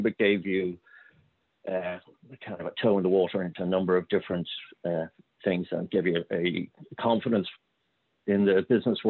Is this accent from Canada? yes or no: no; Dublin, County Dublin, Ireland; I grew up in Sandymount, which is nice, very leafy suburb